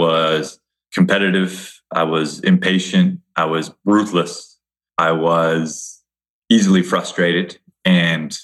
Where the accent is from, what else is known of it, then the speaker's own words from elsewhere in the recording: Hawaii, United States; I grew up in Hawaii